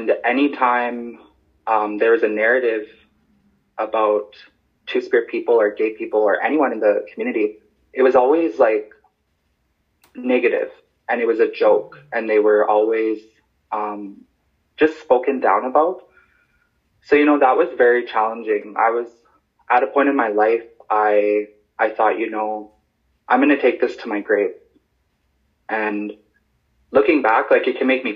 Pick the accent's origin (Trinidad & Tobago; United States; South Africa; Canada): Canada; Stanley Mission, Saskatchewan; also born or lived in Yellowknife, Northwest Territories; now in La Ronge, Canada; I live in LaRonge. I grew up in Stanley Mission, otherwise known as Amechuispimowin. I was born in Yellowknife.